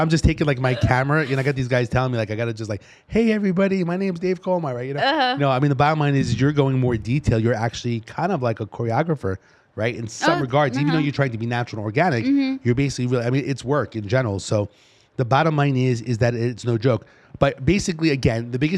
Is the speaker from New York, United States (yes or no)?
yes; New York City, New York, United States; accent: New York; moved away as an adult; my accent being from New York and the East Coast